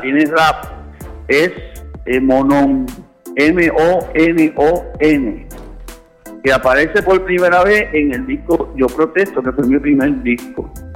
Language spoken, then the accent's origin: Spanish; Puerto Rico; yo soy producto de Puerto Rico